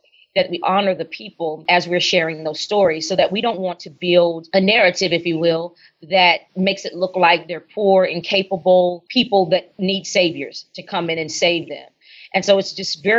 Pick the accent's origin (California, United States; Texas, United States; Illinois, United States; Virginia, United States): Texas, United States; San Antonio; moved away as an adult; also born or lived in New Orleans, Louisiana; now in Dallas, United States; I am from San Antonio, born and raised in San Antonio